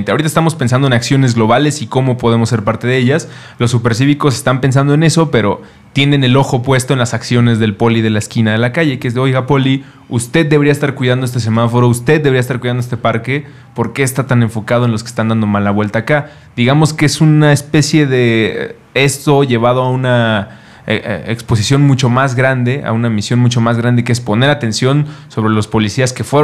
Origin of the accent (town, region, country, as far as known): Mexico